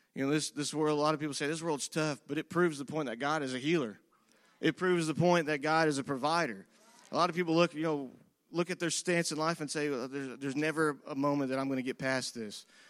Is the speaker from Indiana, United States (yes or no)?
yes; Whiteland, Indiana, United States; I grew up in this community and I grew up in Whiteland.